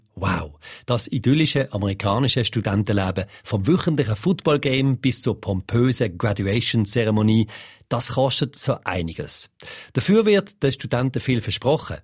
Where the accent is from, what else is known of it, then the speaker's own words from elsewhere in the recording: Switzerland; bei uns in der Schweiz